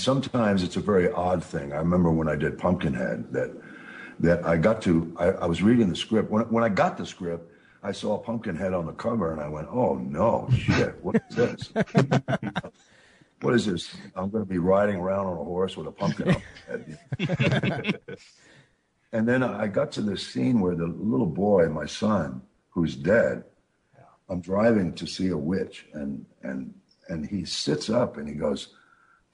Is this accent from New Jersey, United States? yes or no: no; New York, United States; I'm from New York